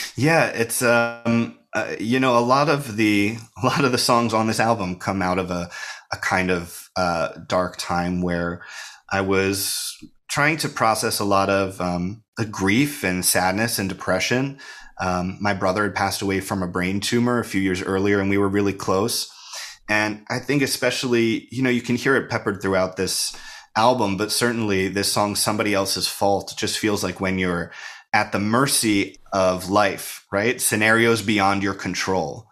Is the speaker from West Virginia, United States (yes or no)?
no; Bucks County, Pennsylvania, United States; moved away as an adult; also born or lived in Princeton area, New Jersey / New York; now in Philadelphia, United States; I grew up outside of Philadelphia